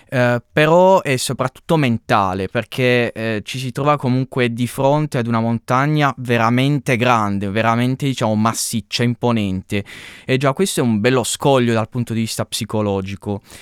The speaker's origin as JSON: {"language": "Italian", "town": "Canosa di Puglia", "region": "Apulia", "country": "Italy", "said": "Esattamente, sì, mm. sono di Canosa di Puglia"}